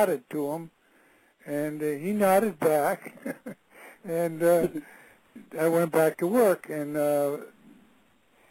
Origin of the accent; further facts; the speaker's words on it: Springfield, Massachusetts, United States; I was born in Springfield, Massachusetts in 1927, March 12th. And I grew up in that city